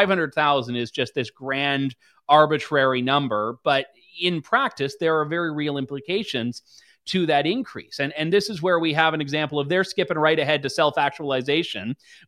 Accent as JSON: {"language": "English", "town": "London", "region": "Ontario", "country": "Canada", "said": "I'm from London, Ontario"}